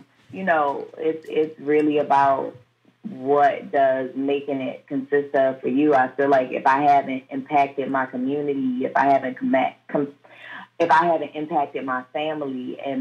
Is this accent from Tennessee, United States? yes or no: no; Baltimore, Maryland, United States; I grew up in probably some of like top three worst neighborhood in Baltimore City